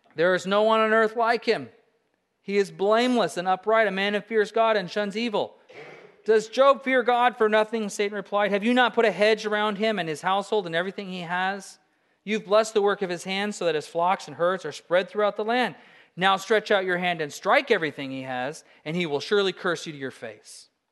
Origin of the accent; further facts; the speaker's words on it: Alaska, United States; I'm a Christian from Alaska